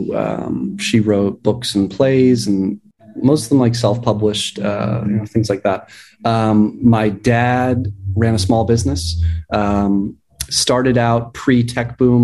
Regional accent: Boston, Massachusetts, United States; also born or lived in Beijing; I'm from Boston, Massachusetts, in the city of Boston.

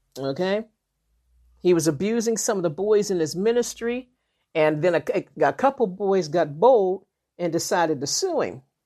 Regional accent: Western Pennsylvania, United States; I live in, like, Western Pennsylvania

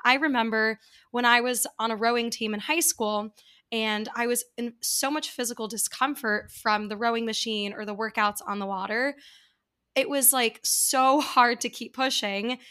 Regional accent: New York, United States; I grew up in New York

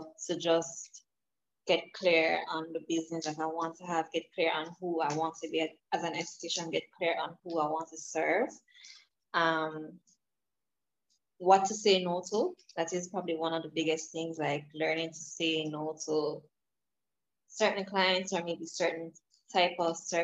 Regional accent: Jamaica; I am from Jamaica, so I'm not in the US.

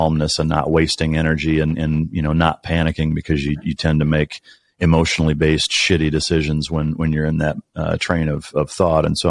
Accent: Iowa, United States; now in Dallas, United States; I'm in the Dallas area. I'm originally from Iowa

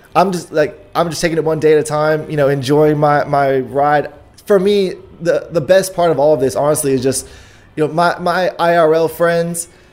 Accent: Houston, Texas, United States; I was born in Houston, raised in Houston

